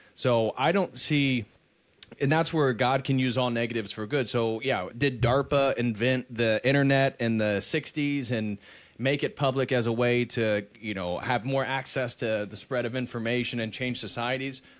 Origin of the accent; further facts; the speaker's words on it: United States; I love being American. I'm very proud of it